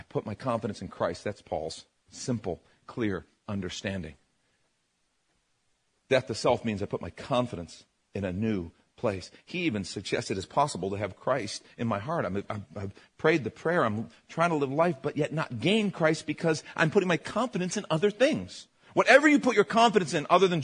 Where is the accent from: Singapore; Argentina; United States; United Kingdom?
United States; Chicago, Illinois; I grew up in Chicago.